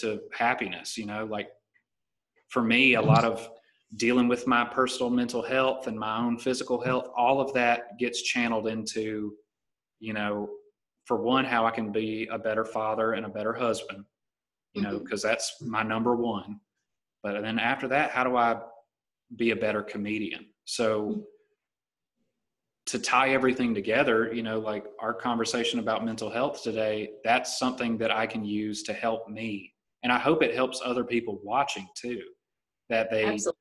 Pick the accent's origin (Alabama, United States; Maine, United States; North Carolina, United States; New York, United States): Alabama, United States; Titus; now in La Jolla, United States; I grew up in Titus, Alabama, and lived in a single wide trailer